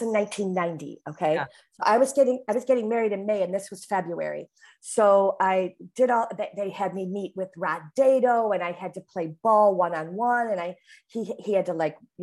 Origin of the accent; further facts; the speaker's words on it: Chicago, Illinois, United States; accent: Chicago; she could detect my Chicago accent